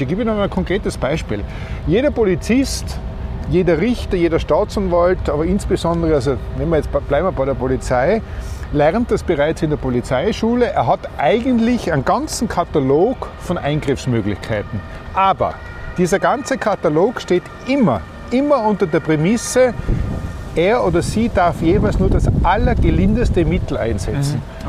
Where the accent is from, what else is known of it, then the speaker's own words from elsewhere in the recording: Austria; bei uns in Österreich